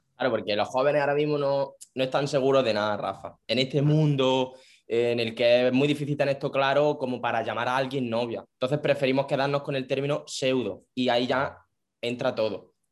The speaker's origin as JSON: {"language": "Spanish", "town": "Jaén", "region": "Andalusia", "country": "Spain", "said": "soy de allí también, pero yo soy de la capital"}